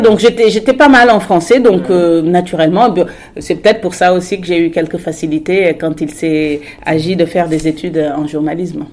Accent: Senegal; also born or lived in Morocco / Paris, France / Strasbourg, France / Amiens, France; now in France; j'avais déjà quitté le Sénégal, donc il y a déjà eu ce première, euh, cette première rupture euh, avec mon pays d'origine.

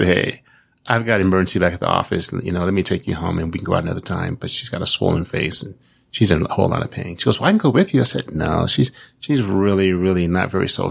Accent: Kansas City, United States; I'm from Kansas City

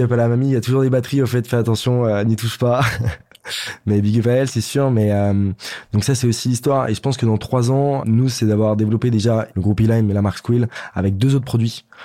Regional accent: France; on est normand, on est auvergnat, on reste français

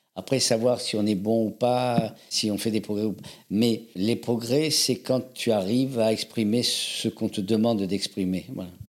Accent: Avignon, Provence-Alpes-Côte d'Azur, France; moved away as an adult; also born or lived in Algiers / Paris; Je suis né à Alger. Mes parents étaient chanteurs d'opéra, avignonnais d'origine, et c'est là qu'ils m'ont fait naître. Ils m'ont fait naître à Alger, et j'ai grandi dans le sud de la France, à Avignon

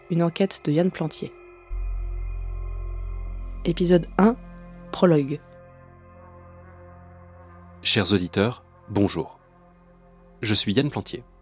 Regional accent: Mussy-sur-Marne, Île-de-France, France; Je suis alors chez mes parents, en Seine-et-Marne, dans le village où j'ai passé mon enfance, à Mussy-sur-Marne.

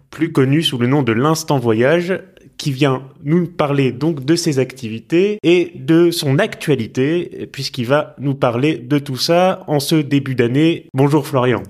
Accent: Tours, Centre-Val de Loire, France; moved away; also born or lived in Rouen; c'est la ville de mon enfance où je suis à laquelle je suis vraiment profondément attaché depuis toujours. Faut savoir que moi, quand je quittais Rouen, quand j'étais petit pour retourner à Tours où j'habitais

